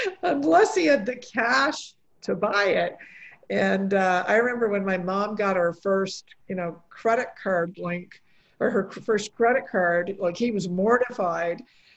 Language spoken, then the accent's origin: English; Canada; also born or lived in Poland; my parents were both born in Poland. I was born in Poland, but then coming, you know, to Canada as a three-year-old, I was raised here.